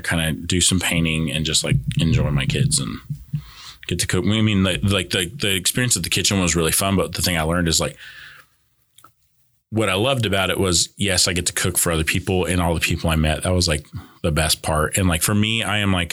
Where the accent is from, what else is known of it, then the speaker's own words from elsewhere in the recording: California, United States; moved away; growing up in California